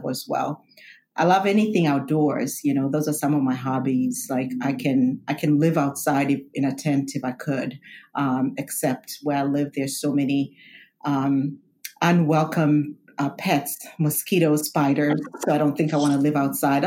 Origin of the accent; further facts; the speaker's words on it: Kenya; moved away; I'm a first generation immigrant. I was born in Kenya.